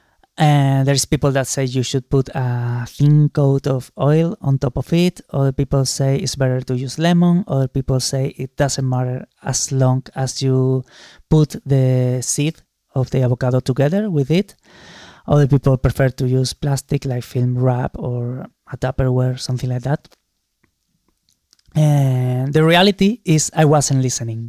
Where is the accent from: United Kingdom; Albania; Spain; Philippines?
Spain; Málaga, Andalusia; Málaga, my hometown